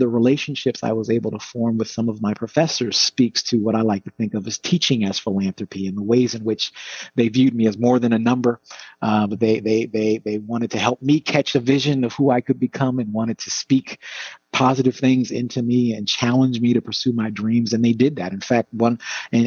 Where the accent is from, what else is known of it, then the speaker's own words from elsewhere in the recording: South Orange, New Jersey, United States; I grew up in South Orange, New Jersey, in a very generous religious community